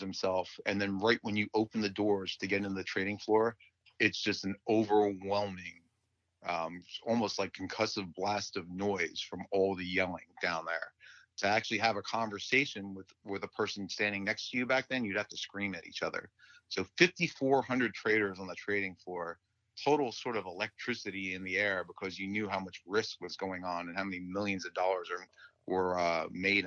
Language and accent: English; Westfield, New Jersey, United States; I grew up in Westfield, New Jersey